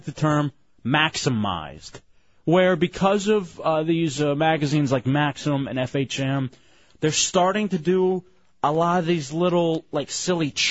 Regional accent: Texas, United States; moved away; I'm from Texas

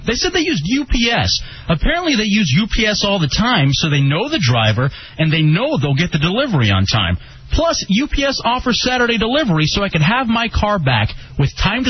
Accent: Dallas, Texas, United States; It was a pleasure broadcasting from my hometown.

